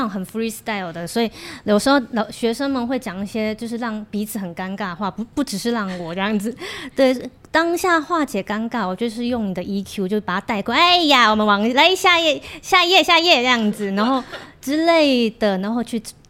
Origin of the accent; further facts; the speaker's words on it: Kaohsiung, Taiwan; also born or lived in South Korea; 因为我是高雄人的，